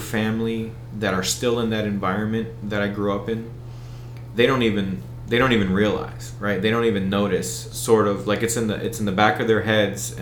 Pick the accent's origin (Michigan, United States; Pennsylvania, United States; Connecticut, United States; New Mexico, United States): Pennsylvania, United States; Bethlehem; accent: American; I grew up in South Bethlehem. I'm a Southside boy